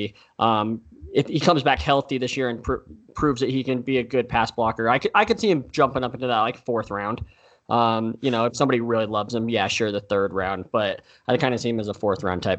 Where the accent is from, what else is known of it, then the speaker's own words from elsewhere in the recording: Utah, United States; We're from Utah